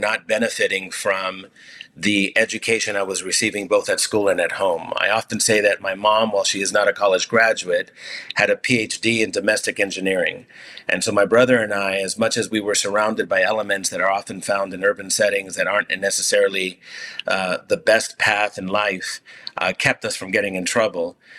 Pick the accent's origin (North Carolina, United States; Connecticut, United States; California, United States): California, United States; Los Angeles; first language Spanish; English is a second language; I grew up in the part of Los Angeles called the Pico Union area